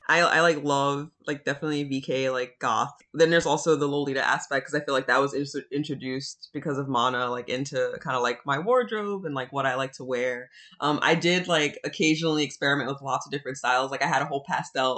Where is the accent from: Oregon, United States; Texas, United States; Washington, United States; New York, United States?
New York, United States; New York City; I'm like originally from the South Bronx